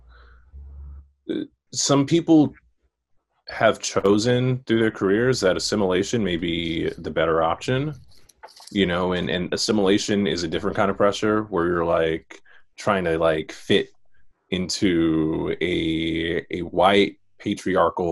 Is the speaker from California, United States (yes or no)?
no; New York City, New York, United States; growing up in Queens, growing up in Far Rockaway